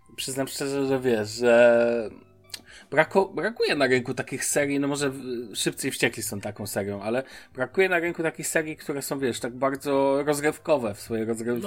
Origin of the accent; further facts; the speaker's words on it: Poland; moved away as an adult; now in Germany; wyjechałem z Polski